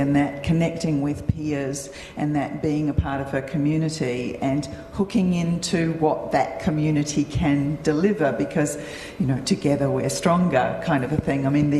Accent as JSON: {"language": "English", "town": "Perth", "region": "Western Australia", "country": "Australia", "tie": "born or raised there", "moved": "yes", "said": "So I grew up in Perth and my publisher is based in Perth."}